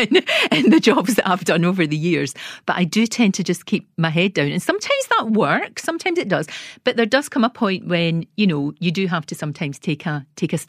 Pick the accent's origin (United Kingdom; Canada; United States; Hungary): United Kingdom; Scotland; I was told by BBC Scotland, believe it or not, that I would never make it on television because of my accent